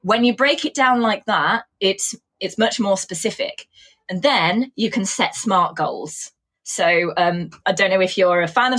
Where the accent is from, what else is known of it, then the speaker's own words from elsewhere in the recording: Coventry, West Midlands, United Kingdom; accent: Coventry; when I grew up in Coventry, I had a really thick Coventry accent, and it's quite easy to tease people with that accent.